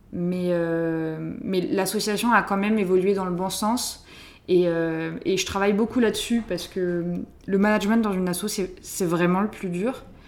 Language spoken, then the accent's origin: French; southern France, France; Je viens d'une euh, petite famille de viticulteurs dans le sud de la France. Mes parents font du vin et j'ai grandi, euh, là-bas